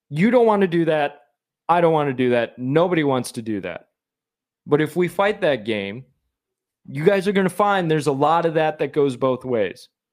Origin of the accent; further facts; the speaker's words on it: Michigan, United States; I'm from Michigan.